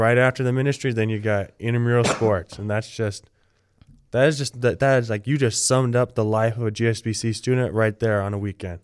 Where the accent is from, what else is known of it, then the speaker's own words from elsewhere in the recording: Littlemar, California, United States; I am from, from Littlemar, California